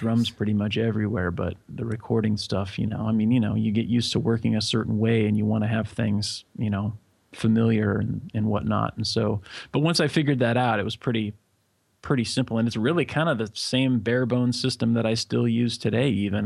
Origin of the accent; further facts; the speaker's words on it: Corvallis, Oregon, United States; moved away as an adult; also born or lived in Los Angeles; now in Jakarta, Indonesia; I was born in Corvallis, Oregon.